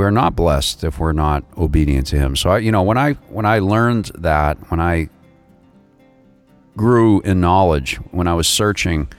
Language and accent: English; Northeast, United States; moved away; I am from the Northeast originally